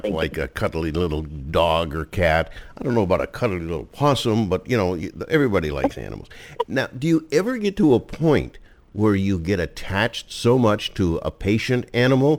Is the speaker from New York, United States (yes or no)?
no; Pennsylvania, United States; I'm from Pennsylvania